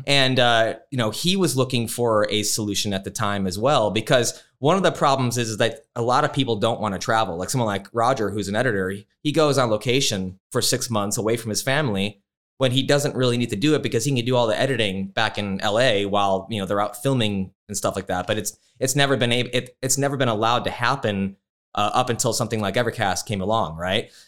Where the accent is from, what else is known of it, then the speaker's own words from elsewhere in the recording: Chicago, Illinois, United States; moved away as an adult; now in Phoenix, United States; I grew up in Chicago, but I moved here twenty years ago